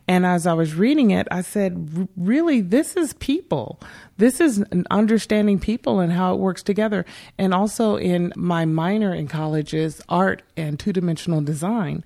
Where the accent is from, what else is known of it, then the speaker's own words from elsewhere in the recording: Bakersfield, California, United States; I grew up here in Bakersfield.